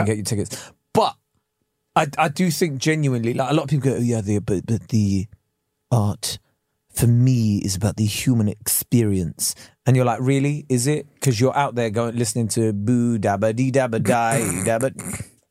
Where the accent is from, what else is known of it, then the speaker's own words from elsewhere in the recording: England, United Kingdom; I am British